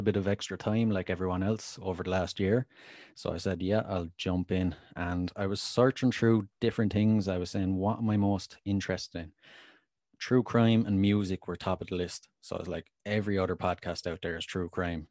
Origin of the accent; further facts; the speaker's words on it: Wexford, Leinster, Ireland; now in Waterford, Ireland; I'm in Southern Ireland, so it's a county called Waterford. I'm originally from Wexford